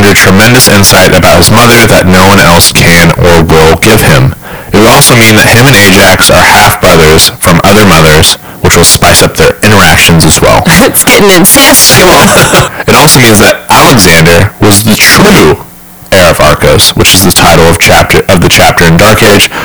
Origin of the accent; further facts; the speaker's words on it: Kansas City, United States; we're from Kansas City